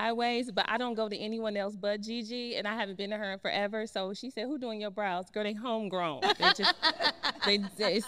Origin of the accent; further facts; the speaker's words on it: Cleveland, Ohio, United States; now in Atlanta, United States; I'm originally from Cleveland, Ohio